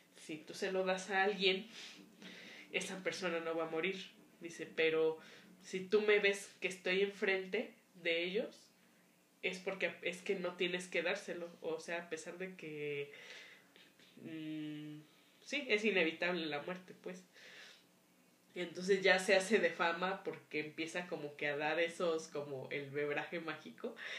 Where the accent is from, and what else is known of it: Mexico